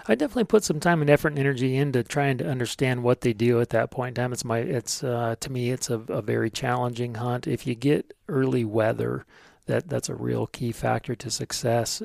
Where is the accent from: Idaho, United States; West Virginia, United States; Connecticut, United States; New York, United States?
Idaho, United States; Sandpoint; lived in and around Sand Point the majority of my life